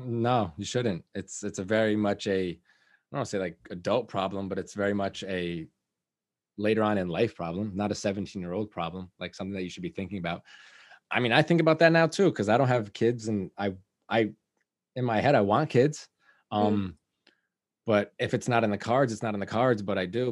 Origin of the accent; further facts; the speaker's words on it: Liberty, New York, United States; I grew up in Liberty